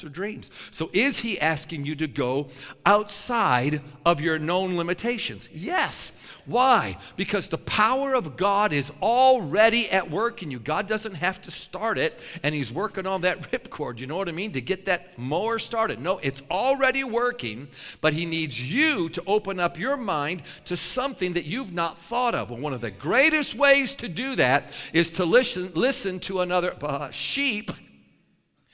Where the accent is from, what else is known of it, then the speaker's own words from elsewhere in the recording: New York, United States; I'm a New Yorker